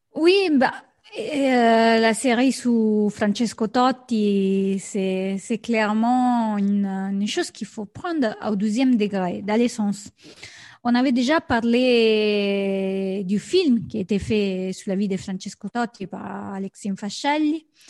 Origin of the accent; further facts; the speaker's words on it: Rome, Lazio, Italy; je suis de Rome